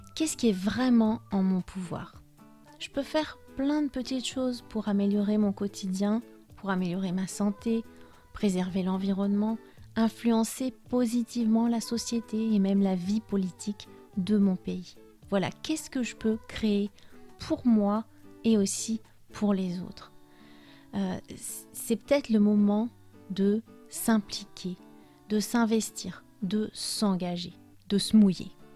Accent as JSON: {"language": "French", "country": "France", "tie": "born or raised there", "also_born_or_lived": "Spain", "moved": "as an adult", "said": "Même si je suis française et que j'ai grandi en France, j'ai passé presque 13 années de ma vie d'adulte là-bas"}